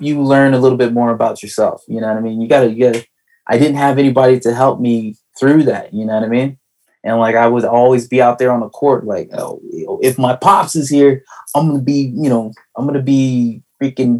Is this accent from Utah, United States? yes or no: no; Denver, Colorado, United States; my mom, like my whole family, went to Thomas Jefferson High School